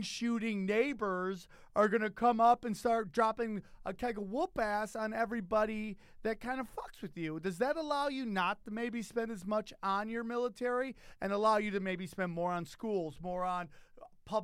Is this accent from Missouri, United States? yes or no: no; upstate New York, United States; I grew up in upstate New York